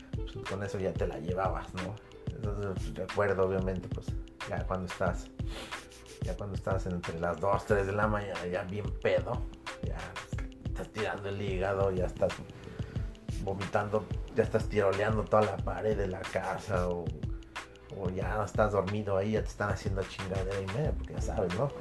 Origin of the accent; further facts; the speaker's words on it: Mexico; como buen patriota, como buen mexicano